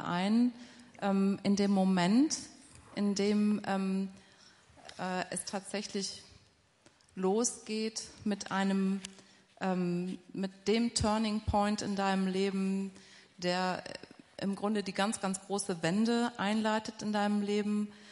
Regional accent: Essen, North Rhine-Westphalia, Germany; Ich komme tatsächlich aus Essen, aus dem Ruhrgebiet

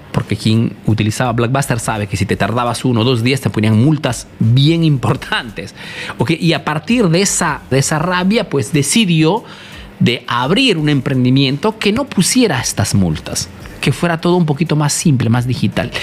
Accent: Italy; also born or lived in Peru; soy un emprendedor peruano, que he crecido aquí en Italia

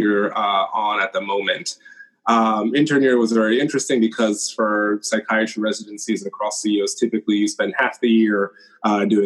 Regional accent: Rockland County, New York, United States; moved away as an adult; also born or lived in Binghamton, New York / Washington, D.C. / New Jersey; now in Cambridge, United States; My hometown is Rockland County in New York

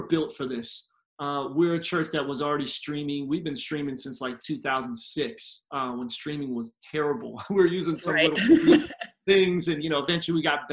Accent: Philadelphia, Pennsylvania, United States; moved away as an adult; now in Tampa, United States; I'm originally from Philly, grew up as a PK

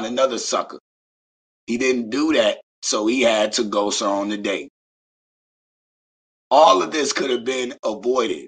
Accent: Beaufort, South Carolina, United States; I am from the South. Shout out to Beaufort, South Carolina.

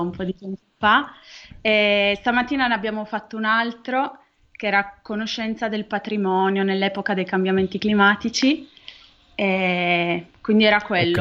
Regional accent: Turin, Piedmont, Italy; Io sono di Torino, quindi tante volte gli studenti del Politecnico mi dicono, "Ah, ma troviamo la prima persona che è nata a Torino, all'in-" Nata a Torino, ho fatto tutto al Politecnico di Torino

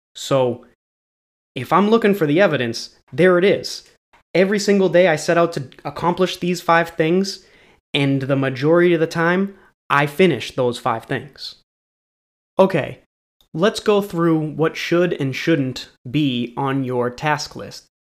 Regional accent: New England, United States; I'm from New England

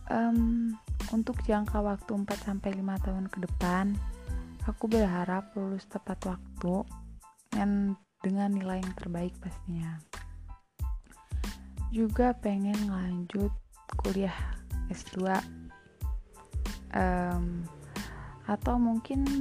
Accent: Lampung, Indonesia; Aku berasal dari Kabupaten Waikanan Lampung, lebih tepatnya di Kecamatan Pakuan Ratu.

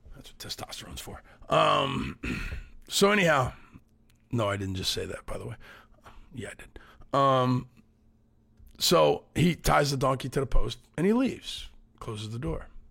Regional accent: United States; we're five American guys

